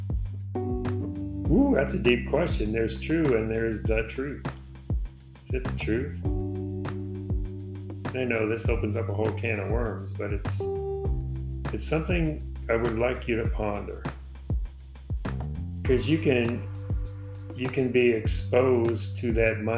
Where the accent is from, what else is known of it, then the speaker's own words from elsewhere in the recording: Chicago, Illinois, United States; I grew up in Chicago, you know, south side of Chicago in Hyde Park